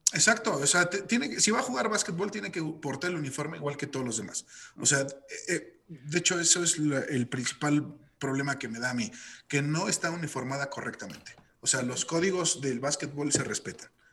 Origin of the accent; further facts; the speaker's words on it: Mexico; como mexicanos